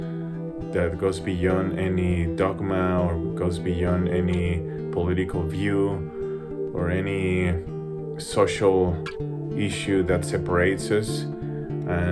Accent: Mexico City, Mexico; now in Denver, United States; I'm a guitarist from Mexico City

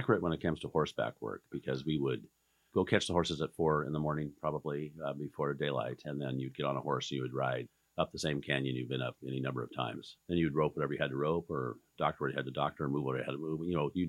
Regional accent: a ranch down near Nevada, Oregon, United States; also born or lived in Burns, Oregon; So the ranch we were raised on down near Nevada was a desert operation. A couple thousand head of cows and about 500,000 acres on which they ran.

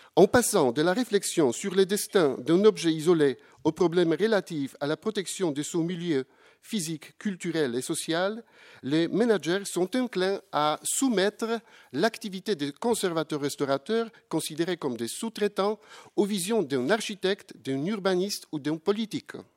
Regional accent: Poland; je viens de la, de la Pologne

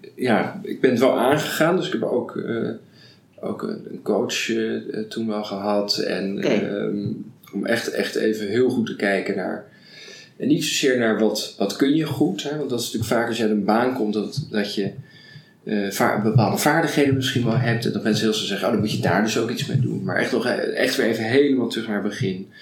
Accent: Rotterdam, South Holland, Netherlands; ik ben uh, geboren getogen in Rotterdam

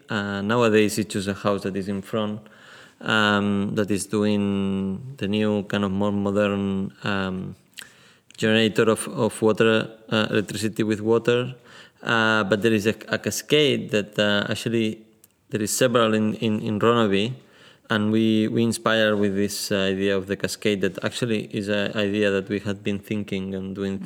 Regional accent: Barcelona, Catalonia, Spain; now in Tallinn, Estonia; I am from Barcelona, but I live also in, in Tallinn

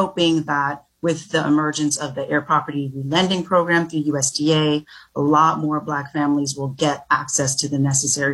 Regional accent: Florida, United States; also born or lived in Jamaica; I grew up in Florida

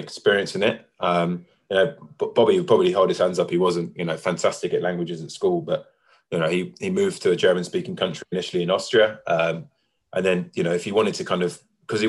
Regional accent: London, United Kingdom; also born or lived in Bounds Green; I was born in Bounds Green, and then we moved there when I was 2 years old, and I lived there until I kind of moved out with Jenna, so... Yeah, I mean, that's the family home. That's where I'm from. You know, Winchmore Hill and Palmer's Green is, you know, that's my roots

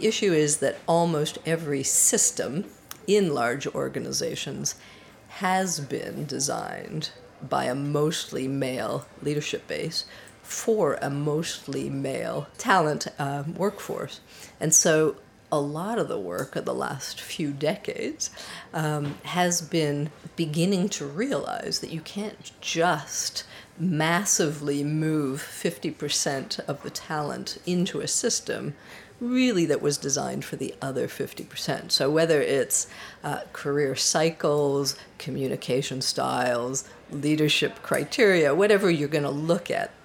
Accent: Canada; moved away as an adult; also born or lived in Paris, France; I was born in Canada of a French mother and a Swiss father. I grew up in Canada and became a computer programmer

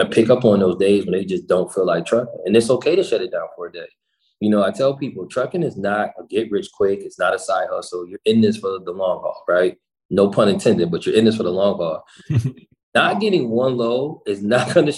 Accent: Buffalo, New York, United States; I'm from Buffalo

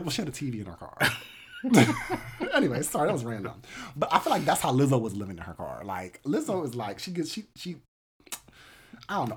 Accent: United States; as an American

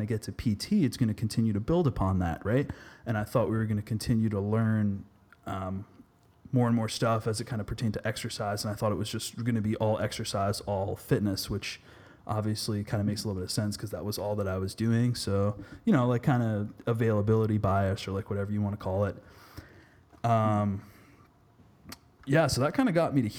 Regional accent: Massachusetts, United States; moved away; originally I'm from Massachusetts

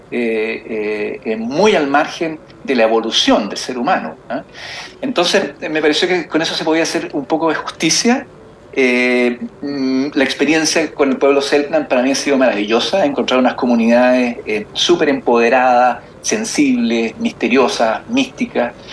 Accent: Magallanes, Chile; yo viajo siempre, porque soy de Magallanes, entonces empecé a viajar y hacer eh, rutas especiales en Tierra del Fuego.

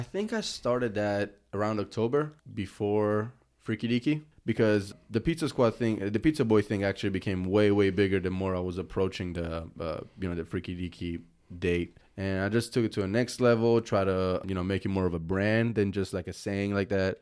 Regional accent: Italy; moved away as an adult; I'm born and raised in Italy

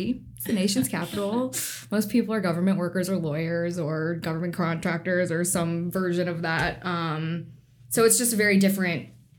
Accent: Northern Virginia, United States; moved away as an adult; also born or lived in Washington, D.C. / Charlottesville, Virginia; now in Seattle, United States; I moved here from Washington, D.C., and I'm originally from Northern Virginia in the suburbs of D.C., about 30 minutes outside.

